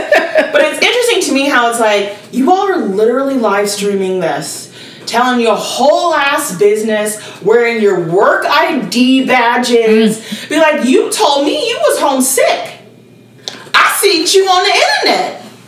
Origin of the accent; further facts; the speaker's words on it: Tanzania; Because I was from Tanzania.